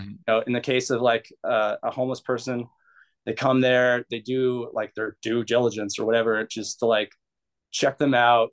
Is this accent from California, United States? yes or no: yes; Bay Area, California, United States; I grew up in the Bay Area